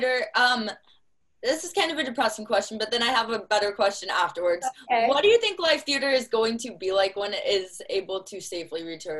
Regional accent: Texas, United States; I'm from Texas

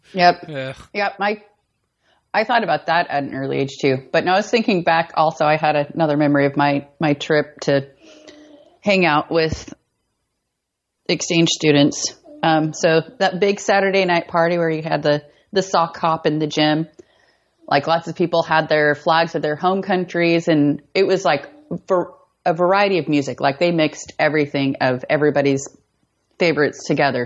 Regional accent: Colby, Kansas, United States; moved away; also born or lived in Eastern Colorado; moved to Northwest Kansas, a small town called Colby. It's like right in the corner. So it's about like 30 minutes from Colorado, 30 minutes from Nebraska

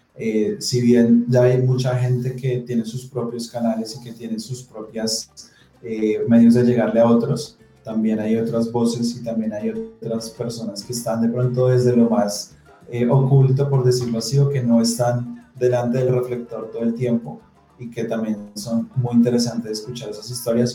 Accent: Colombia; como colombianos

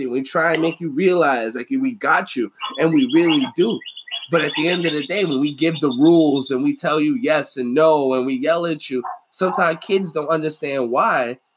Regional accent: New York, United States; there's no comparison about growing up in New York than there is about growing anywhere else.

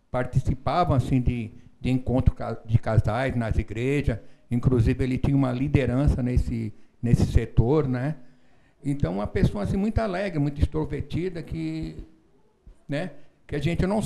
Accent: São Paulo, Brazil; now in Santa Catarina, Brazil; Eu estou aqui em Santa Catarina há 25 anos, né? mas eu sou de São Paulo, né?

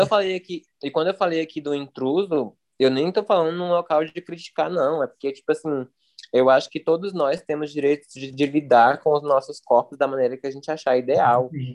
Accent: Brasília, Federal District, Brazil; now in São Paulo, Brazil; sou de Brasília e morando em São Paulo

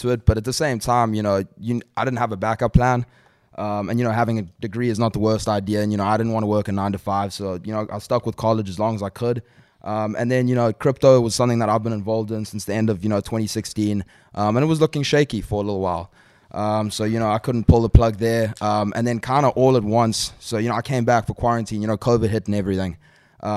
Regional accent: South Africa; moved away; also born or lived in Calabasas; coming from South Africa

